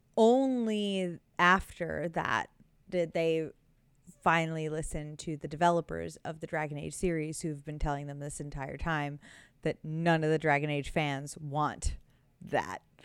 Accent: United States; me as an American

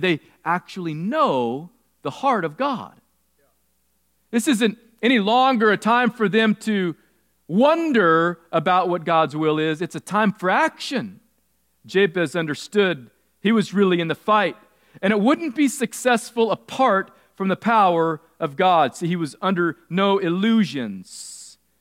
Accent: California, United States; I grew up in California

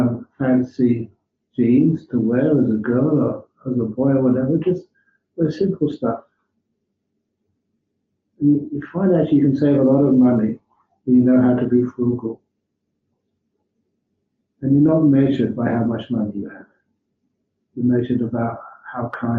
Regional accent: England, United Kingdom; now in Australia; as an English monk

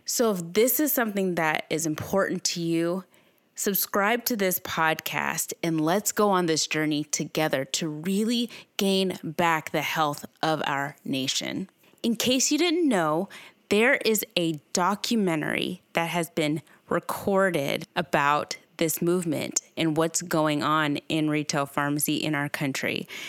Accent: Owensboro, Kentucky, United States; my hometown, Owensboro, Kentucky

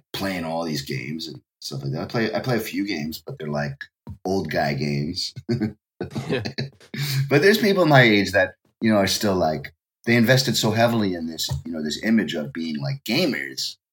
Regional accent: New York, United States; accent: New York; moved away as an adult; now in Japan; My New York accent

